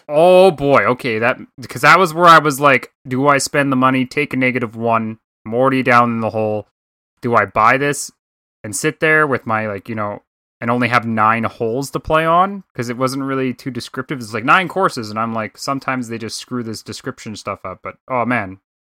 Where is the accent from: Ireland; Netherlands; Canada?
Canada; I'm just a Canadian guy up here